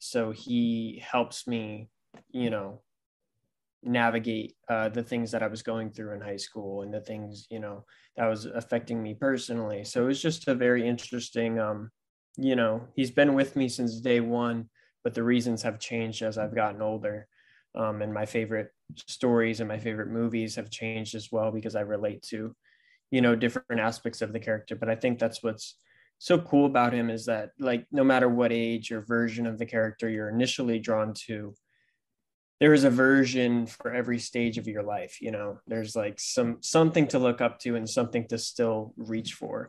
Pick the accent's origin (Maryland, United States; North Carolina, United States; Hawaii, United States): North Carolina, United States; New Bern; I'm towards the coast, so closer to Fayetteville. So I'm from New Bern, North Carolina.